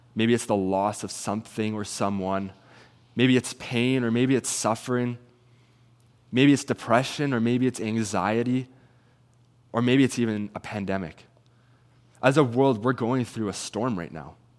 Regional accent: Salmon Arm, British Columbia, Canada; moved away as an adult; now in Kelowna, Canada; I'm originally from Salmon Arm

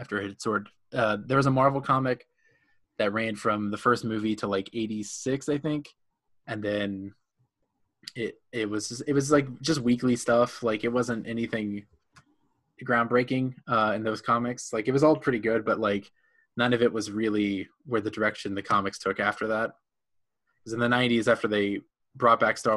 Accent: Indiana, United States; I grew up in Indiana

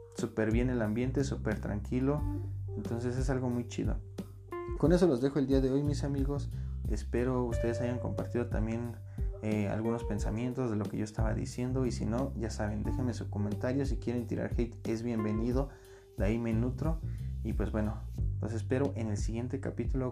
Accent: Mexico; yo soy mexicano de corazón

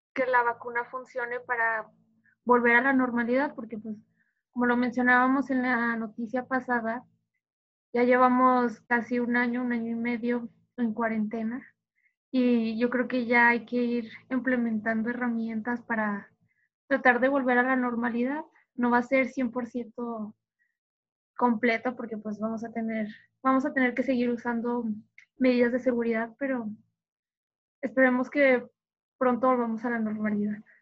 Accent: Mexico

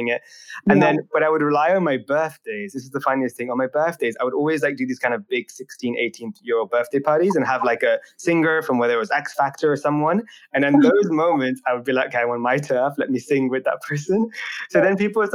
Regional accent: United Kingdom; I am a British entrepreneur

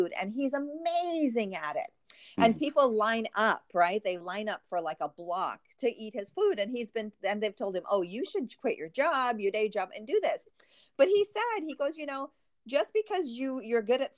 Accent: Trinidad & Tobago; moved away; my home country of Trinidad

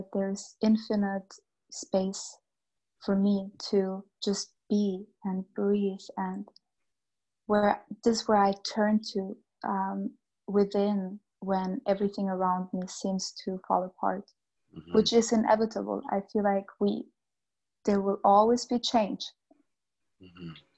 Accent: Bosnia & Herzegovina; born there; moved away; I was born in a very, I was born in Bosnia mm-hmm. In 1990, where there was a war, a civil war.

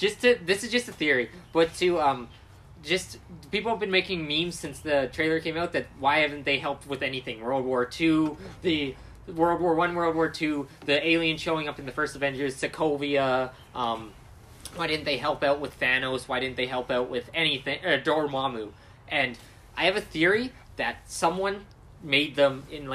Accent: Canada; we're Canadian

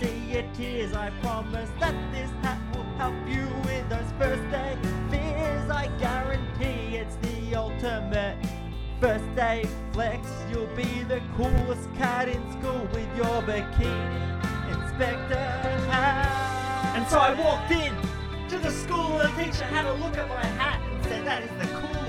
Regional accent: Bendigo, Victoria, Australia; I'm from Bendigo.

